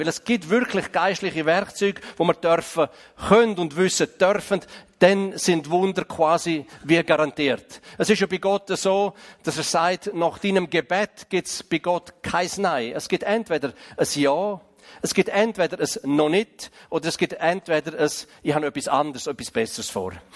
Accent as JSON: {"language": "German", "region": "Graubünden", "country": "Switzerland", "said": "Ich komme ja aus dem Kanton Graubünden"}